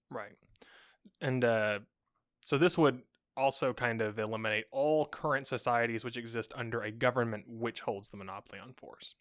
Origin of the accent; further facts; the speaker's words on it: United States; as an American